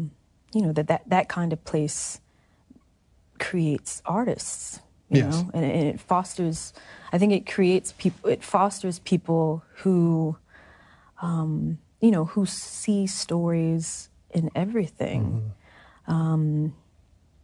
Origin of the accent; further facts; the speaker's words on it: Mississippi, United States; moved away as an adult; I'm from Mississippi. I took Mississippi history when I was in seventh, eighth grade.